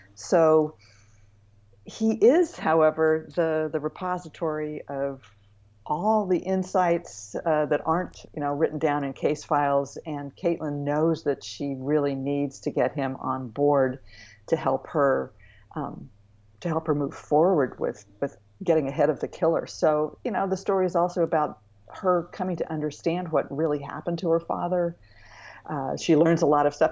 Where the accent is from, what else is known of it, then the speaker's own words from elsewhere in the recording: Santa Barbara, California, United States; also born or lived in Bay Area; I grew up in Santa Barbara